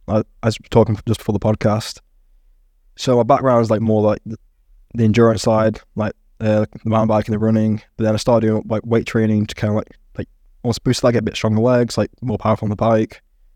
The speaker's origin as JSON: {"language": "English", "region": "East Midlands", "country": "United Kingdom", "tie": "born or raised there", "said": "so I grew up near the Peak District, a lot of mates in that kind of area"}